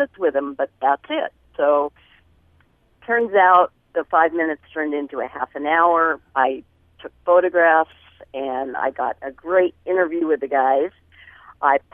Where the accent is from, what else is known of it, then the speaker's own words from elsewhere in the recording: Anaheim, California, United States; I grew up in Anaheim, California